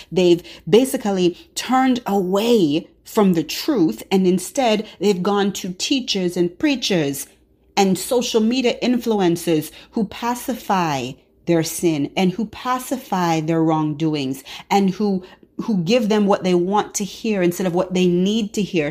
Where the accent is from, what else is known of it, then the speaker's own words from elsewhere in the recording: Jamaica; sometimes patois, you know, I'm Jamaican, so sometimes patois.